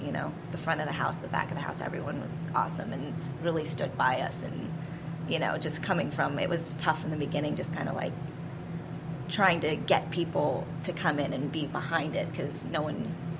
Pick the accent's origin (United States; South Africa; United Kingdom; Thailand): Thailand; Ubon, Ubon Ratchathani; born there; I was born in Ubon, which is northeast near the Lao border.